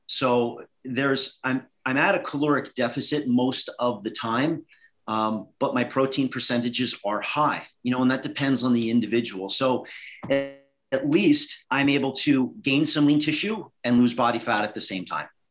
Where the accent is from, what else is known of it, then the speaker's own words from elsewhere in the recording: Northeast, United States; So I grew up in the Northeast uh, was an ice hockey player